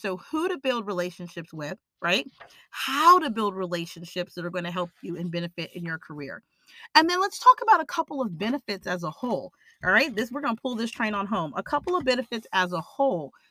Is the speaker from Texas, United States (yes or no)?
yes; Austin, Texas, United States; I'm from Austin, Texas